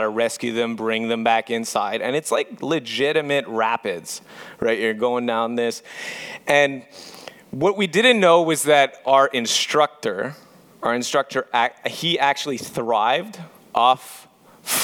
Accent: Montreal, Quebec, Canada; moved away; I'm actually from Montreal, Quebec

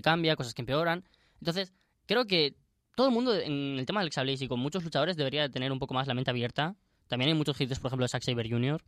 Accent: Spain; moved away; Nosotros siendo españoles

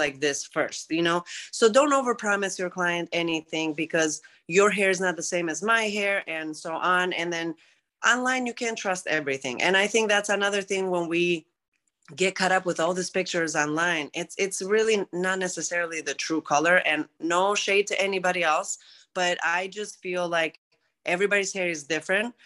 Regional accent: Greece; English is a second language; moved away; I'm originally from Greece, since you said about my accent earlier.

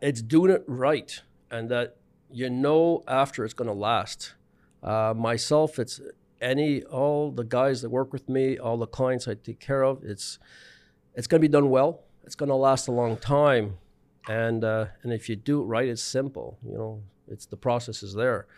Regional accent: Montreal, Quebec, Canada; also born or lived in British Columbia / Prince Edward Island; born in B C, living in Montreal, grew up in Montreal, West Island

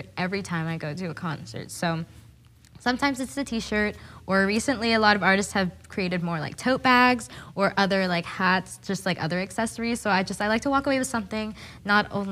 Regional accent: Happy Valley, Oregon, United States; I am from Portland, Oregon. I've grown up in Happy Valley my entire life

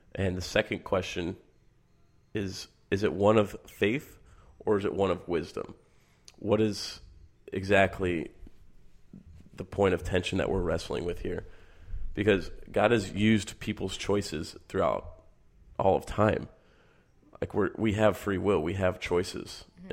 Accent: Michigan, United States; I grew up in Michigan

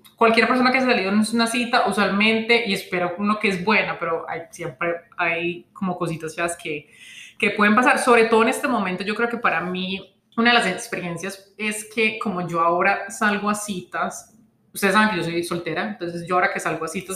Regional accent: Colombia; como colombiano latino

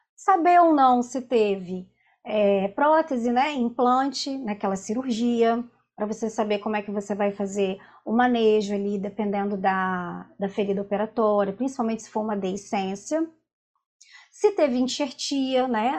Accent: Vila Velha, Espírito Santo, Brazil; eu sou de Vila Velha, do Espírito Santo

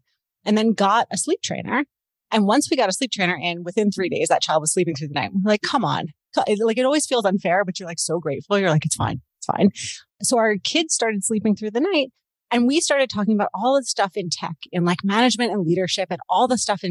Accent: Baltimore, Maryland, United States; moved away as an adult; also born or lived in Washington, D.C. / California; now in Toronto, Canada; I grew up in Baltimore in the US and I married a Canadian

